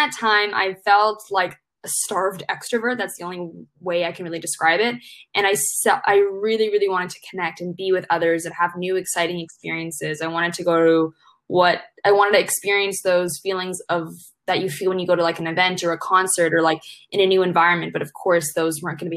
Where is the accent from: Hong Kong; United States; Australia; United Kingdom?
Hong Kong; I was born and brought up in Hong Kong